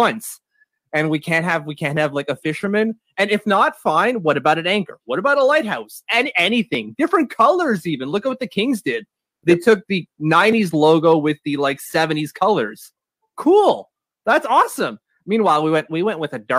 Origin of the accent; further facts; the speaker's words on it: Ottawa, Ontario, Canada; I am born and raised in French Canadian Ottawa